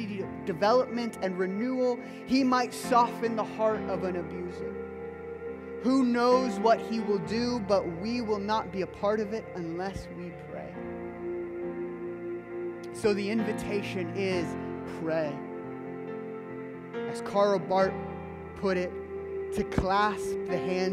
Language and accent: English; Midwest, United States; I'm a Midwesterner through and through